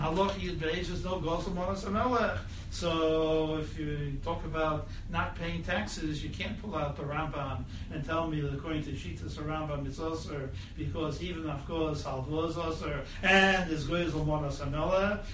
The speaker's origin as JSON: {"language": "English", "country": "United States", "said": "I'm American"}